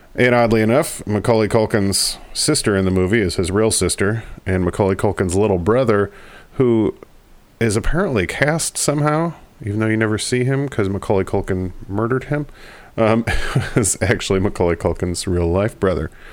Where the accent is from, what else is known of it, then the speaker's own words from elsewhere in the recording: Michigan, United States; my home state, Michigan